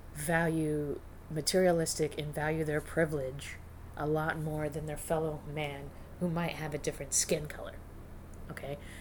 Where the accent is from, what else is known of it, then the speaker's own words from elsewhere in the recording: northern Arizona, United States; moved away; I grew up in a conservative, small retirement community in Arizona and in northern Arizona.